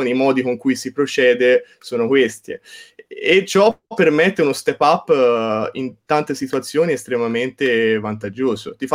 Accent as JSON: {"language": "Italian", "town": "Certaldo", "region": "Tuscany", "country": "Italy", "said": "certo, sì, io vengo da Certaldo, il paese di Boccaccio, quindi"}